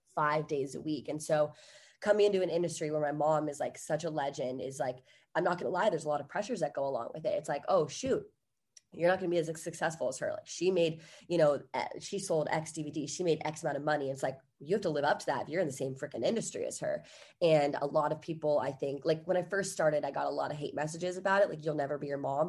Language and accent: English; Virginia, United States; now in Los Angeles, United States; I'm from Virginia originally